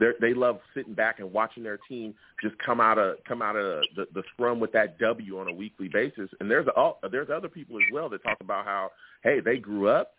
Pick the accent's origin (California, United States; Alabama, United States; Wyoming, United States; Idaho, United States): California, United States; I am a fan from California. Everybody knows that, you know. Didn't grow up in the New York area, didn't grow up in the Jersey area